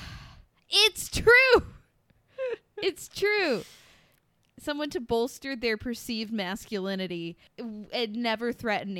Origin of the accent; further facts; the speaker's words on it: Missouri, United States; I'm just from Missouri